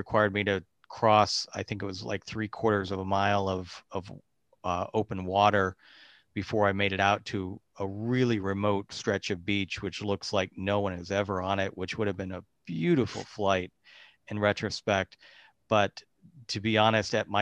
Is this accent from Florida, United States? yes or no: yes; Central Florida, United States; moved away; I grew up in Central Florida, East in Central Florida, and lived in West Central Florida as well. So I spent most of my life there